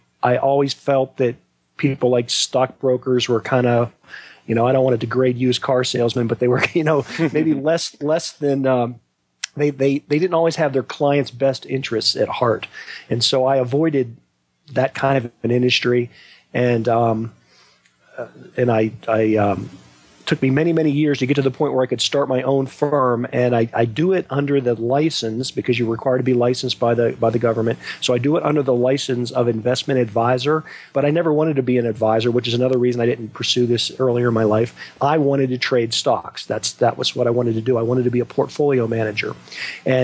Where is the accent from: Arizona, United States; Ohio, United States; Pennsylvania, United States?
Pennsylvania, United States; Western; I grew up in Western Pennsylvania